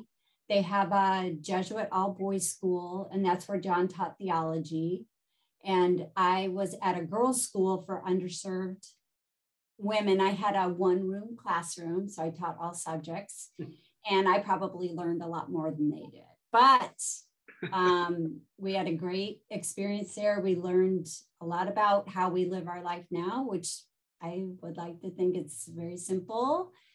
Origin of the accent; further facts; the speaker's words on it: Omaha, Nebraska, United States; accent: Midwestern; also born or lived in Washington, D.C. / Belize; now in Milwaukee, United States; I wasn't born here. I was born in Omaha, Nebraska. So I speak Midwestern. And from there, grew up Presbyterian.